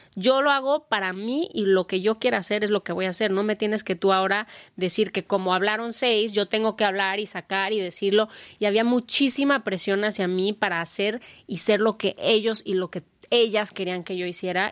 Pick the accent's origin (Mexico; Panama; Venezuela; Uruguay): Mexico; como una mexicana